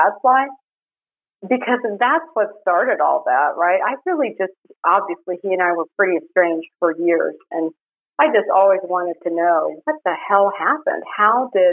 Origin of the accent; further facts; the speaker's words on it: Miami, Florida, United States; I grew up in Miami. It was a small blue-collar suburb south of Miami